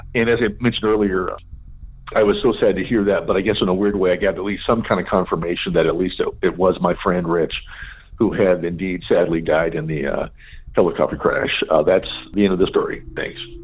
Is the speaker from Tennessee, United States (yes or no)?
no; Southern California, United States; moved away; I grew up in Southern California